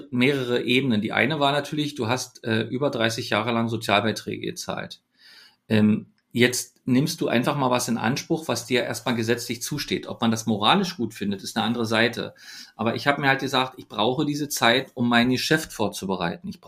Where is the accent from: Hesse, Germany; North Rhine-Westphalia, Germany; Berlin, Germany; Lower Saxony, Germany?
Berlin, Germany; ich bin ja in, in Ostberlin geboren, in, in Oberschöneweide bin ich groß geworden, habe in Köpenick Schule gehabt.